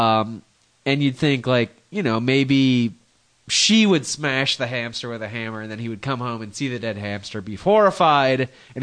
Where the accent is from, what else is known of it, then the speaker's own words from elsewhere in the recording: Midwest, United States; where we grew up in the Midwest, there's no black people